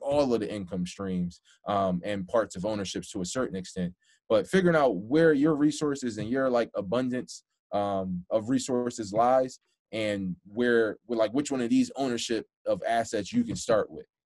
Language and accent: English; Philadelphia, Pennsylvania, United States; I'm from Philadelphia, so um, I'm not from like the worst part, you know, in the world, but you know, definitely from lower income